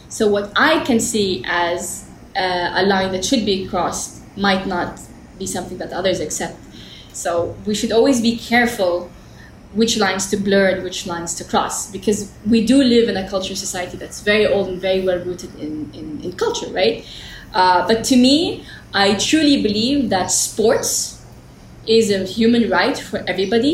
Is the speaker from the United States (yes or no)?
no; Jeddah, Makkah Province, Saudi Arabia; I was born in Jeddah, Hayya Rawda, in the desert